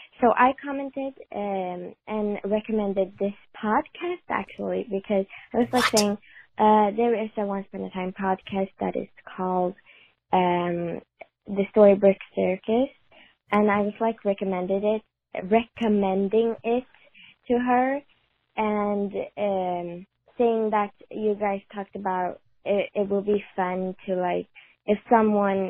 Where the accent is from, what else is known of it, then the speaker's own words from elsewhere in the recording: Sweden; English is a second language; I'm from Sweden, so my English is not